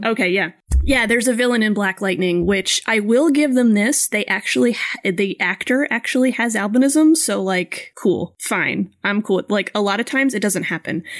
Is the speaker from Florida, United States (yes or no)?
yes; Florida, United States; where I grew up in Florida